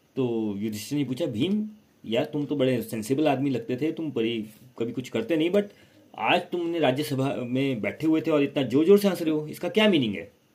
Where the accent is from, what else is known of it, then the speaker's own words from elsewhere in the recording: India; मैं इंडियन हूँ इंडिया से बाहर गया ही नहीं कभी